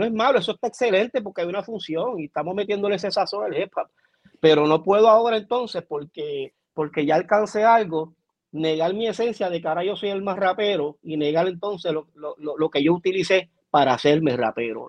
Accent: Puerto Rico; como puertorriqueño

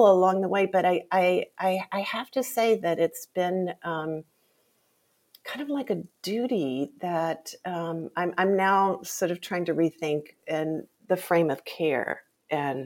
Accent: Jackson, Mississippi, United States; I grew up in the Deep South

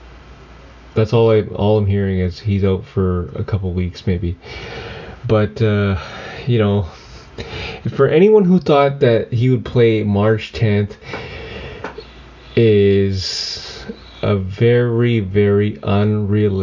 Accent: Mackenzie, British Columbia, Canada; now in Victoria, Canada; I'm from Canada. I'm from up north in Mackenzie, BC. And at the end of the day, I live in Victoria, BC

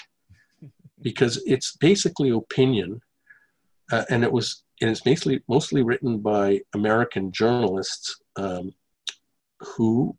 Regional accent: Canada; moved away as an adult; now in Russia; I grew up in Canada.

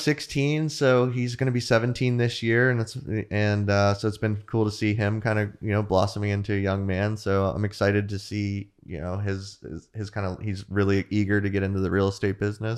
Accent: Jupiter, Florida, United States; also born or lived in St. Augustine, Florida; I grew up in Jupiter, so that was why we opened up the South Florida office.

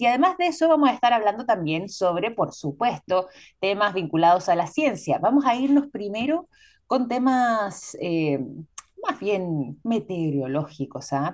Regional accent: Chile

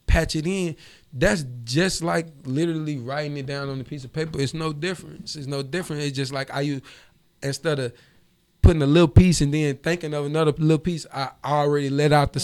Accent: Monroe, Louisiana, United States; also born or lived in Champaign, Illinois / Chicago; now in Atlanta, United States; I'm from the 318, Monroe, Louisiana. Yeah, to be exact, 318.

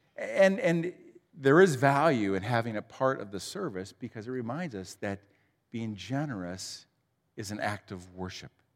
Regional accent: Huron, Ohio, United States; I grew up in Huron, uh, just down the road

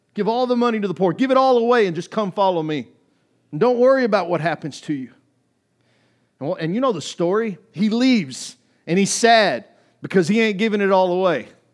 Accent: United States; I grew up in America

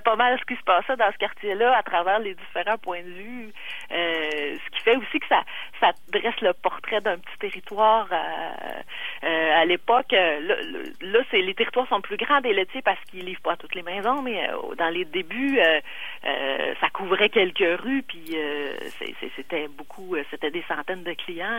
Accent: Quebec City, Quebec, Canada; je suis chez nous à Québec. Là, euh, mon, mon père livrait à Sainte-Foy

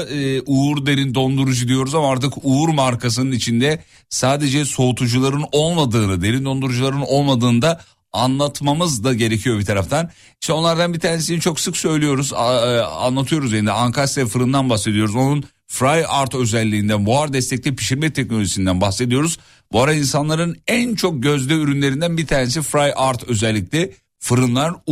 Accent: Istanbul, Turkey; E, ama değilim İstanbulluyum. Direkt İstanbulluyum deseydim yolum ne kadar...

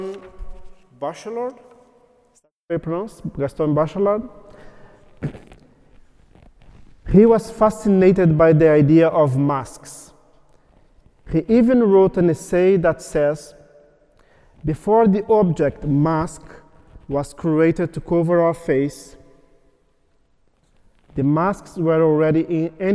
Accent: Brazil; English is a second language; moved away as an adult; also born or lived in Berkeley, California; I grew up in Brazil

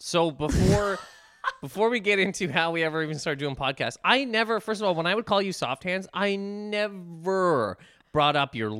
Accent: Canada; we're both Canadian.

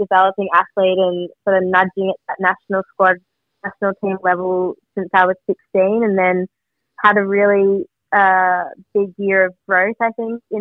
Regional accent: Melbourne, Victoria, Australia; I grew up in Vermont

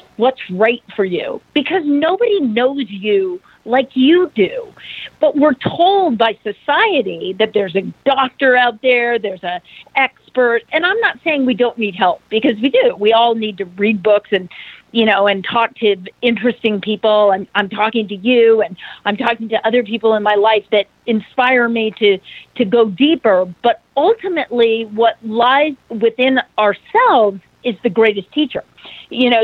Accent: Idaho, United States; growing up in Idaho

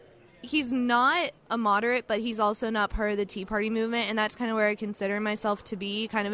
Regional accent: Florida, United States; I'm from Florida, so that has a lot to do with it.

